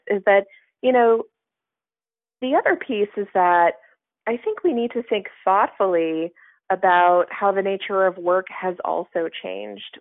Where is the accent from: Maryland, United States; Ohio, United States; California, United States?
California, United States; Southern; moved away as an adult; now in Washington, United States; as a kid growing up in Southern California